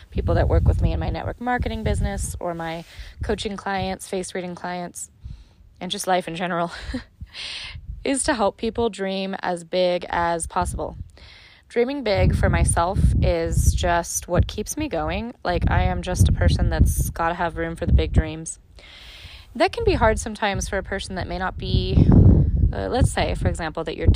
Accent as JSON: {"language": "English", "country": "Ireland", "said": "And as you can tell, if you've listened to a few of my episodes at this point, I'm Irish and I'm all about a story."}